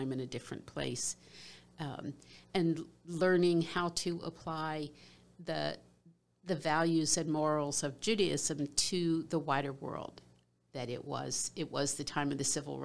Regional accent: Philadelphia, Pennsylvania, United States; I grew up in Philadelphia, Pennsylvania, I was a middle child, the only daughter.

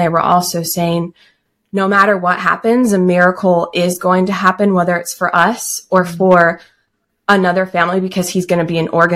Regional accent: Austin, Texas, United States; also born or lived in Alaska; I'm from Austin as well

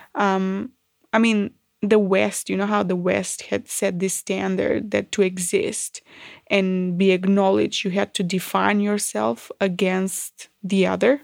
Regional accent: North Macedonia; moved away as an adult; now in Australia; I was born in Yugoslavia. Um, I grew up in Macedonia.

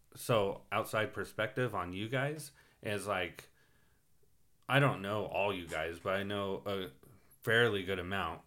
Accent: Phelan, California, United States; now in Hesperia, United States; I grew up in Feeling

